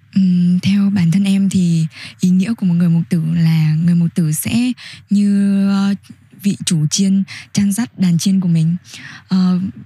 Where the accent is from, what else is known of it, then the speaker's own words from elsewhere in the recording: Nam Định, Vietnam; moved away; em quê ở Nam Định